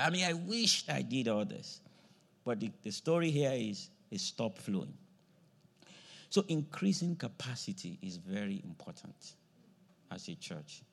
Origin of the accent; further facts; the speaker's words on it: Nigeria; moved away; I grew up in a farming area, you know, the part of the country I grew up from in Nigeria was farming area